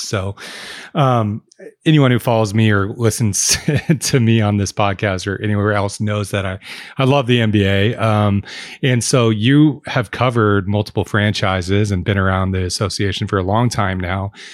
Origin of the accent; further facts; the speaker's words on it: Oregon, United States; as a Oregonian, I grew up in Bedford.